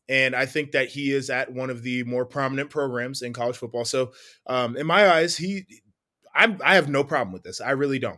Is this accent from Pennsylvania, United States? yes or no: no; Columbus, Ohio, United States; I'm from Columbus